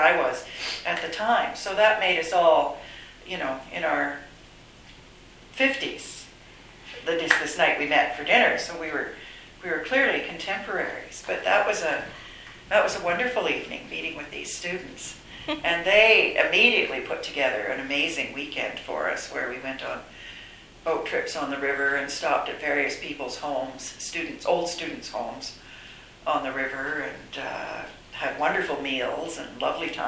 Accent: Ontario, Canada; moved away as an adult; also born or lived in Toronto / Thailand; now in Vancouver, Canada; I'm from Ontario, I moved shortly after law school, I moved to Vancouver with my now husband.

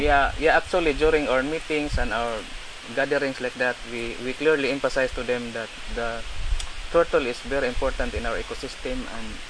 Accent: Ormoc, Eastern Visayas, Philippines; moved away as an adult; now in Kenya; I came from the Philippines.

